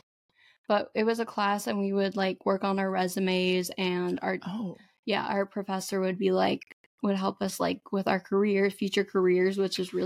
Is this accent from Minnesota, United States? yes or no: no; Connecticut, United States; moved away as an adult; now in Charleston, United States; I'm from Connecticut